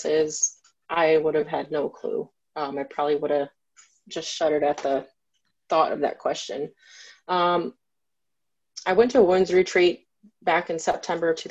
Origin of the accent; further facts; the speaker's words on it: Grand Rapids, Michigan, United States; also born or lived in Saginaw, Michigan; I'm from here in Michigan. I was born in Saginaw, Michigan, and I grew up here in Grand Rapids